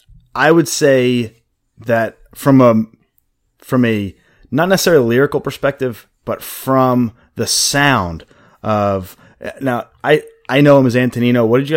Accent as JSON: {"language": "English", "town": "Philadelphia", "region": "Pennsylvania", "country": "United States", "said": "we're from Philly"}